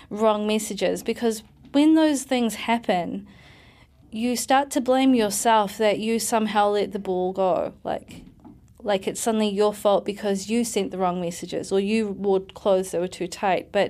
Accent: New Zealand; moved away as an adult; also born or lived in United Kingdom; I'm mixed race, but I'm also a New Zealander, but I come from families which are very protective about their daughters.

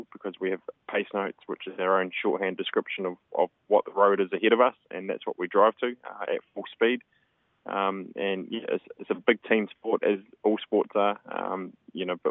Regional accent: Geraldine, Canterbury, New Zealand; we started the Shop Geraldine campaign, which was my hometown

